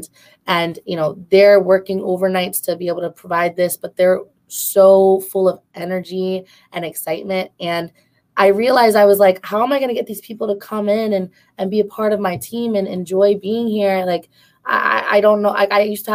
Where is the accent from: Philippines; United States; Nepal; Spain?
Philippines; us as Filipino women and just Filipinos in general